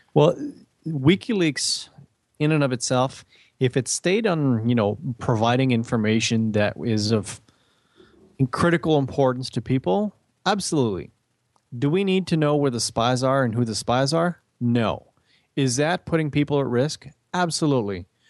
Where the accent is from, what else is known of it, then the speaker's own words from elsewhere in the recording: Canada; we know as Canadian